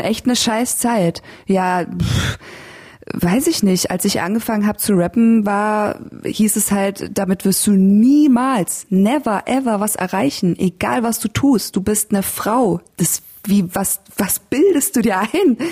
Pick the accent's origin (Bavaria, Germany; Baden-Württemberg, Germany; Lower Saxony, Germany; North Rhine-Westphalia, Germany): Bavaria, Germany; Landshut; moved away as an adult; also born or lived in Berlin; now in Leipzig, Germany; ich bin in, in Landshut aufgewachsen